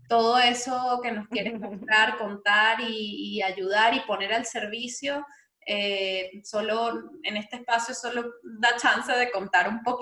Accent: Venezuela; Vamos a reconciliarnos entonces todos como venezolanos.

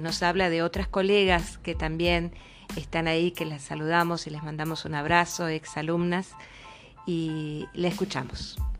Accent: Santiago del Estero, Argentina; somos Santiago del Estero, la cuna del doctor Ramón Carrillo

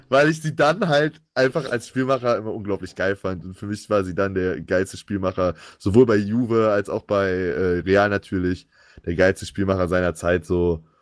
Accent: Germany; Als Deutscher

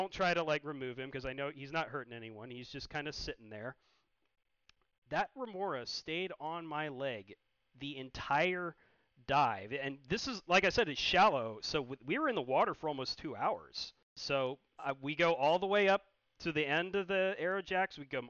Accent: Chesapeake Bay, United States; So, growing up in the Chesapeake Bay, obviously, I saw more than a few red tides.

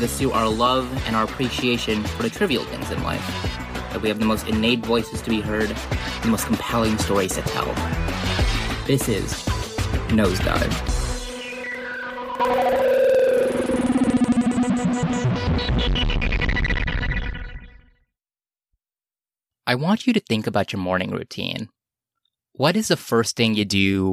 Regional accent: Los Angeles, California, United States; I'm from Los Angeles

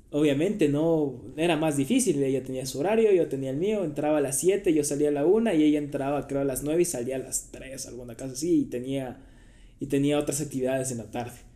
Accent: Quito, Pichincha, Ecuador; also born or lived in Santo Domingo / Manta; nací aquí en Quito, me fui a los 8 años a Santo Domingo, estuve ahí 5 años, de ahí por el trabajo igual de mi papá fuimos a, a Manta, estuvimos tres años

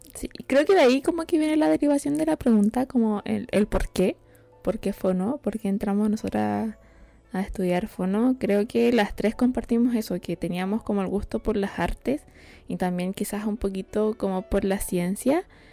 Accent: Chile; nosotros como chilenos

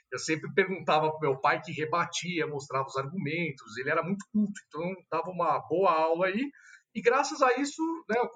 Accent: São Paulo, Brazil; Eu sou de São Paulo, capital mesmo, né? Tenho 35 anos. Como você mencionou, sou formado em direito pelo Mackenzie. Uh, estudei a vida inteira em São Paulo também.

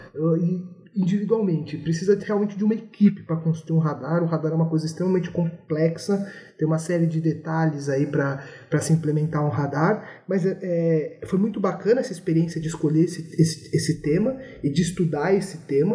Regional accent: São Paulo, Brazil; sou natural da cidade de São Paulo, né? Sou aqui de São Paulo

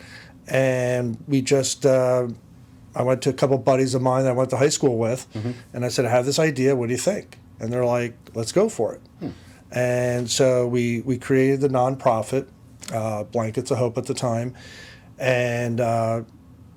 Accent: Mount Penn, Pennsylvania, United States; also born or lived in Reading, Pennsylvania; I'm from Berks County. I was born and raised here in the Mount Penn area

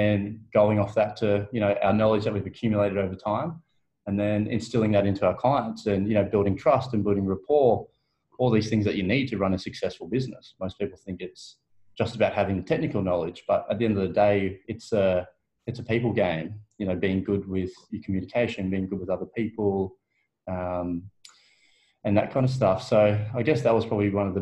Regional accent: Blayney, New South Wales, Australia; moved away as an adult; also born or lived in Orange, New South Wales; now in Melbourne, Australia

